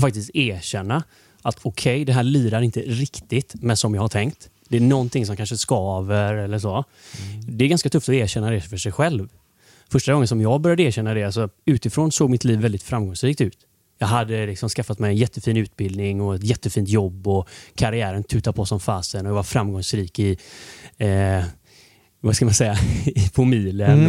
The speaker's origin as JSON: {"language": "Swedish", "town": "Gothenburg", "region": "Västra Götaland", "country": "Sweden", "tie": "born or raised there", "said": "jag är uppvuxen i Torslanda IK då, i Torslanda"}